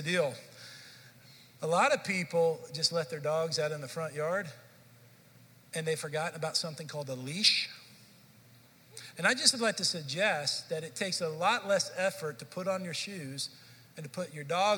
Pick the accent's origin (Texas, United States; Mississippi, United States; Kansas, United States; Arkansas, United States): Texas, United States; Dallas; moved away as an adult; I grew up in Dallas, Fort Worth area